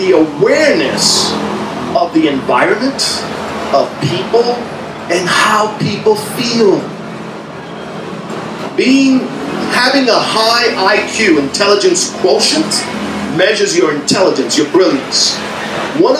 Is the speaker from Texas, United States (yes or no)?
no; New York City, New York, United States; also born or lived in Santiago, Dominican Republic; I was raised in New York City.